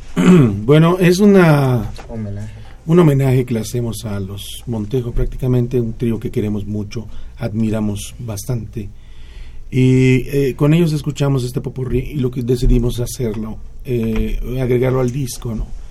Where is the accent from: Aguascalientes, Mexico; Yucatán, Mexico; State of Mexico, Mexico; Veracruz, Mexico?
Yucatán, Mexico; Mérida